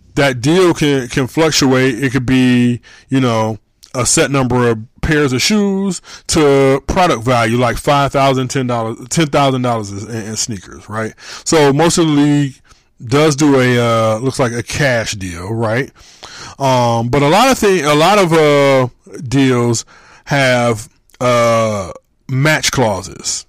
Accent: Michigan, United States; also born or lived in Hamilton, Ohio; I'm from Michigan. I've been living in Michigan since I was 4 years old.

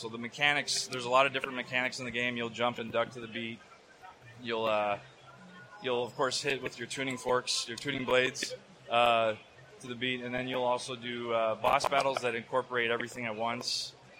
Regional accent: Las Vegas, Nevada, United States; I came from Las Vegas, Nevada, and but I made it, so...

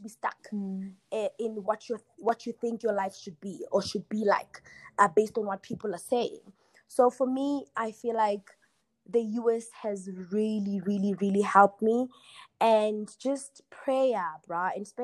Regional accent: Kagiso, Gauteng, South Africa; moved away as an adult; also born or lived in Rustenburg, North West, South Africa / United States; I was born in Rustenburg. I was raised in Kagiso.

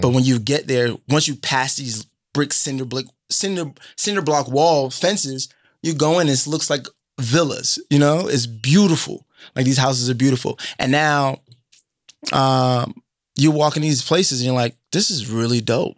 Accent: Boston, Massachusetts, United States; the people I grew up with in Boston

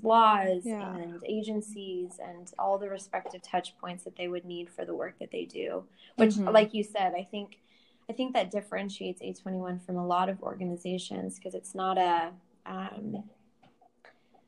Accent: Southern Oregon, United States; Growing up in Southern Oregon, where we're both from

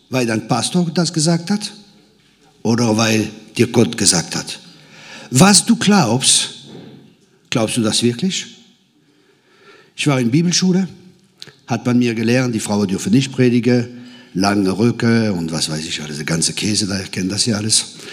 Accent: Grand Est, France; Ich komme aus dem Elsass, aus dem verheißenen Land. Das Land, wo Bier und Sauerkraut fließt.

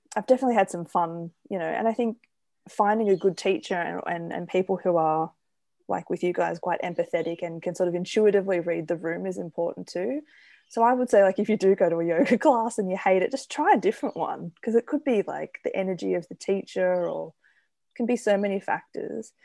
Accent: Australia; as an Australian

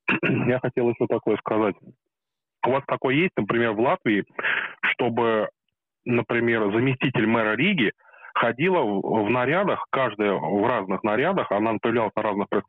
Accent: Moscow, Russia; ну, я, я из Москвы

